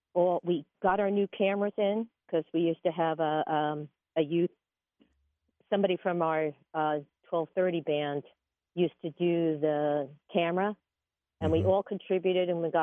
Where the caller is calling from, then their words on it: Lawrenceville, United States; from Lawrenceville.